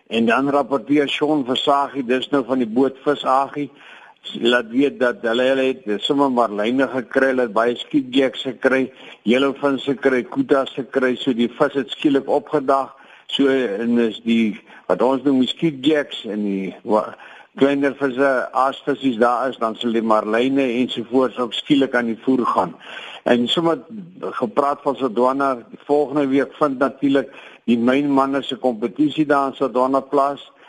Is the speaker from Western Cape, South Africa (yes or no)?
yes; Mossel Bay, Western Cape, South Africa; dis my geboorteplek.